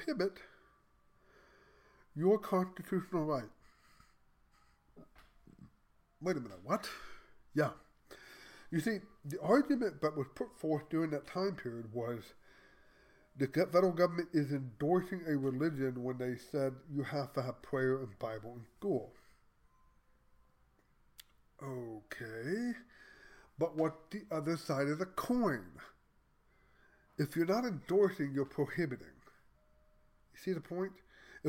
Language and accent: English; Texas, United States; I'm Texan